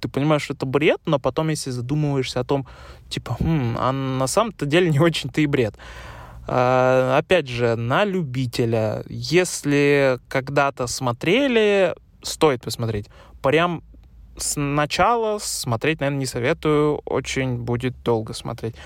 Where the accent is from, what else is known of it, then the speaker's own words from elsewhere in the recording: Russia; Я, как человек из России